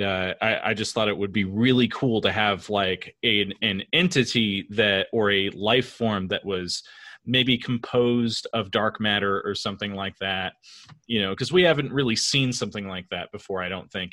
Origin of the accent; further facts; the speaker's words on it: California, United States; also born or lived in Woodbridge, Virginia; now in Northern Virginia, United States; I live in Northern Virginia now. I'm from California originally.